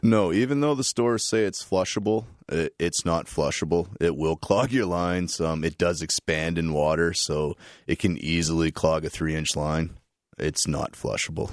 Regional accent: New Liskeard, Ontario, Canada; now in London, Canada; I'm from Northern Ontario. I was, uh, born and raised in New Liskeard, uh, moved here around nineteen ninety-eight

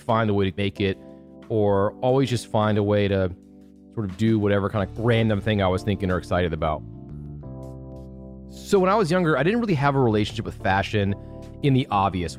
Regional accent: Chicago, Illinois, United States; moved away as an adult; also born or lived in Syracuse; I grew up in Chicago, grew up in a suburb about 30 minutes north of the city

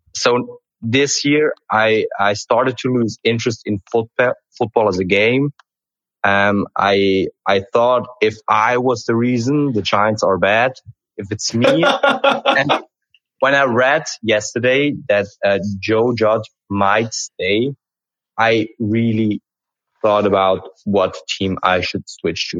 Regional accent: Switzerland; I'm the guy from Switzerland

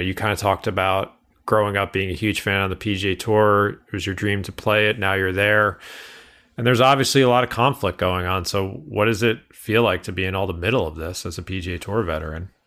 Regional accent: Northeast, United States; I'm from the Northeast.

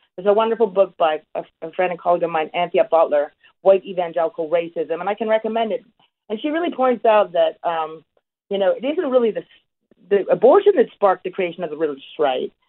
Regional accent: Canada; I'm a Canadian

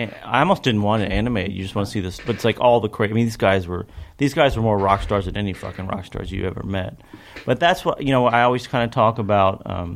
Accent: Kentucky, United States; growing up in Kentucky, it was kind of all there is.

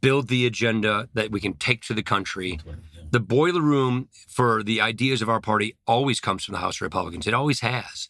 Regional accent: Janesville, Wisconsin, United States; I come from Janesville, Wisconsin.

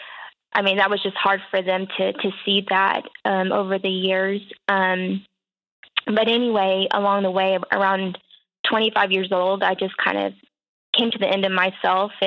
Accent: Dallas-Fort Worth area, Texas, United States; moved away as an adult; now in Oklahoma, United States; I'm from the Dallas-Fort Worth area

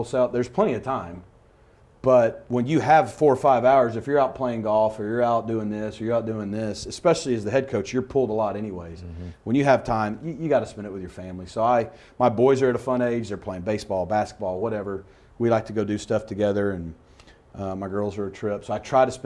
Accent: Arkansas, United States; I'm from Arkansas

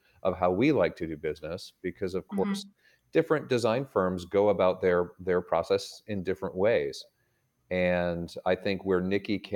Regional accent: Boston, Massachusetts, United States; moved away as an adult; now in Atlanta, United States; my brother and I were raised in Boston, or in the Boston area

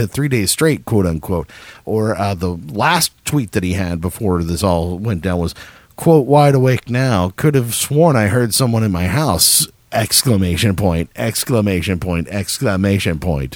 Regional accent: San Antonio, Texas, United States; now in Austin, United States; I grew up right outside of San Antonio

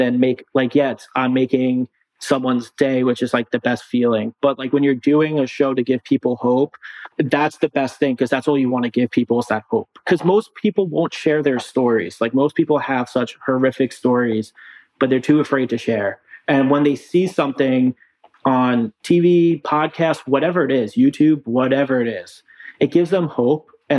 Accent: Long Island, New York, United States; I'm from Long Island.

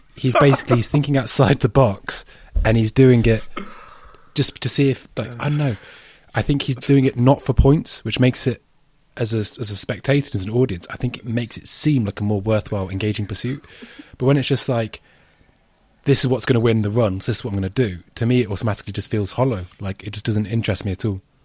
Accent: United Kingdom; as a Brit

